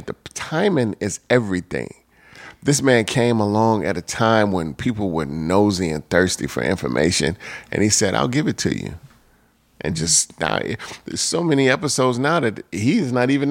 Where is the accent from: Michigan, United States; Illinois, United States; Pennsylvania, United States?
Illinois, United States; Chicago; growing up in Chicago.